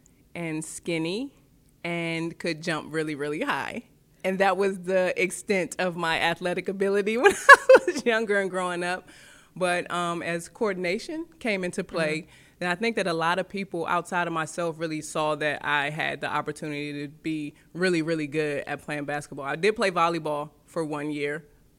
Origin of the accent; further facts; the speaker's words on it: Oxon Hill, Maryland, United States; I'm from Oxon Hill, Maryland. So you kind of put that in with D.C., DMV, D.C., Maryland, Virginia. It's all kind of clumped together the closer you are to Washington, D.C., the city.